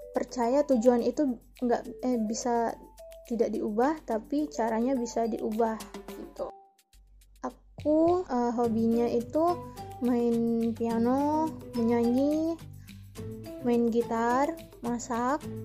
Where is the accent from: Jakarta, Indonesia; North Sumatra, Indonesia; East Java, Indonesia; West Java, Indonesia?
North Sumatra, Indonesia; Medan; aku berasal dari Medan